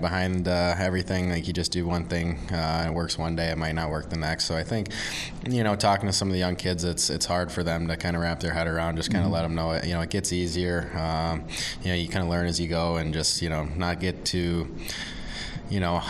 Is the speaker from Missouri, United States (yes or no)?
yes; St. Louis, Missouri, United States; growing up in St. Louis